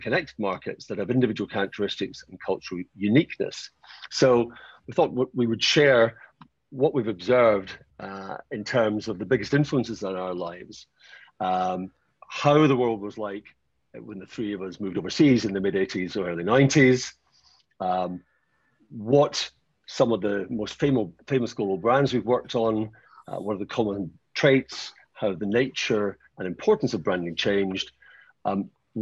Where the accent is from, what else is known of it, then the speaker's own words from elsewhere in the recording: Scotland, United Kingdom; moved away as an adult; also born or lived in United States / Japan; I grew up in Scotland